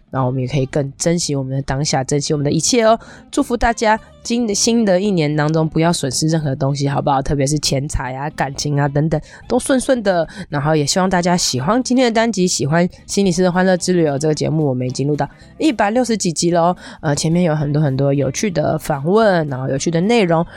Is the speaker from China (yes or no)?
no; Taipei, Taiwan; 我从小住在从小长大的地方其实是在，不是我现在住的这个地方，我就小时候住的地方是在我以前忠孝新生附近那个地方